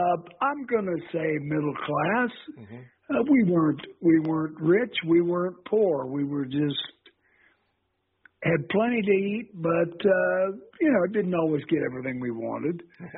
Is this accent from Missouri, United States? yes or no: yes; St. Joseph, Missouri, United States; born and raised in St. Joe.